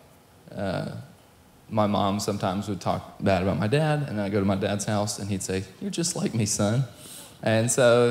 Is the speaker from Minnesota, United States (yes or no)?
no; Ovilla, Texas, United States; also born or lived in Boston, Massachusetts / Knoxville, Tennessee / Midlothian, Texas / Waxahachie, Texas; growing up in this area, I went to Midlothian all through school from 2nd grade to graduation. I lived in Waxahachie for a while, and then I lived in Ovilla for a long time.